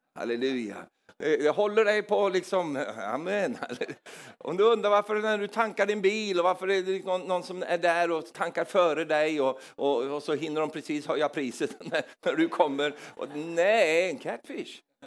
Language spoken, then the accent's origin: Swedish; Norrland, Sweden; moved away; jag kom från Norrland i Sverige